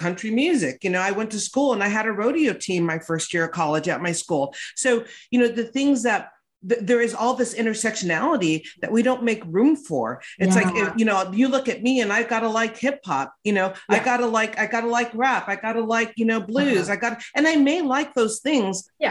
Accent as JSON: {"language": "English", "town": "West Hollywood", "region": "California", "country": "United States", "tie": "born or raised there", "said": "I grew up in West Hollywood."}